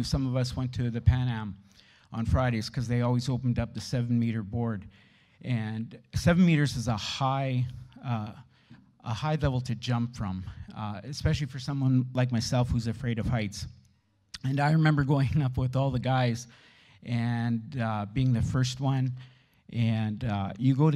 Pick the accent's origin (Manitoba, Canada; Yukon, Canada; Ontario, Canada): Manitoba, Canada; Steinbach; Born and raised in Steinbach